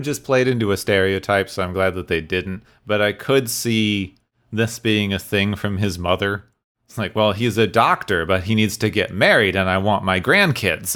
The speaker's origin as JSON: {"language": "English", "town": "Phoenix", "region": "Arizona", "country": "United States", "tie": "born or raised there", "said": "I grew up in Phoenix, Arizona, or near Phoenix"}